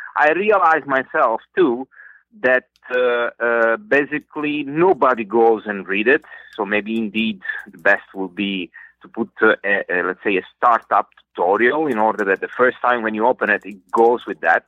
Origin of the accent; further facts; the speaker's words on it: Italy; moved away as an adult; now in Singapore; I'm Italian